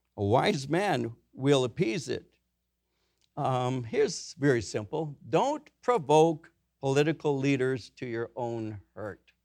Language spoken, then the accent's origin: English; Norwalk, California, United States; I grew up in Norwalk. The city over was downy